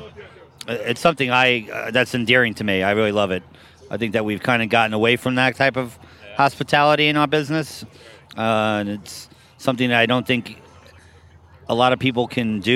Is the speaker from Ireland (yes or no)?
no; New York City, New York, United States; I grew up in Bay Ridge, Brooklyn, actually